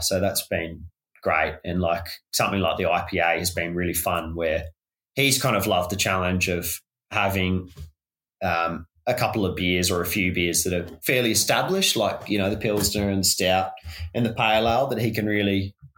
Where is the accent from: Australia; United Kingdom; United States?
Australia; Launceston, Tasmania; growing up in Lonnie